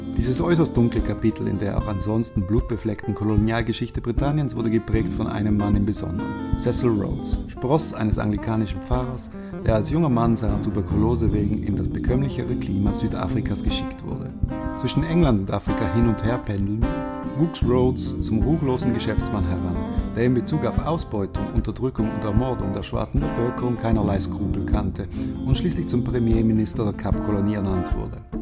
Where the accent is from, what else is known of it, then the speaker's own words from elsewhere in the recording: Basel, Basel-Stadt, Switzerland; in meiner Heimatstadt Basel